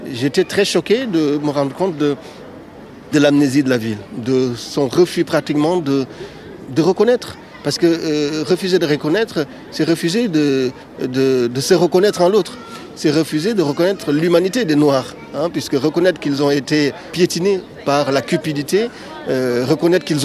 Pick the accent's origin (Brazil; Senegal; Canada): Senegal; moved away as an adult; now in Bordeaux, France; Moi, je suis arrivé du Sénégal en 1996 pour faire des études de sciences politiques à Bordeaux.